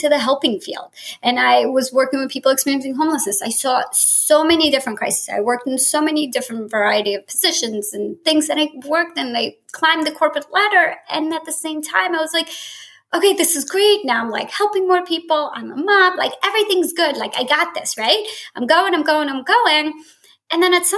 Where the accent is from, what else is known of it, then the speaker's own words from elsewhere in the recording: New Jersey, United States; moved away as an adult; I grew up in Jersey and moved across country after college